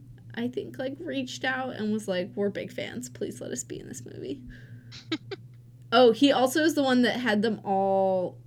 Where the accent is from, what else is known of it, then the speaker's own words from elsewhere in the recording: Minnesota, United States; I'm from Minnesota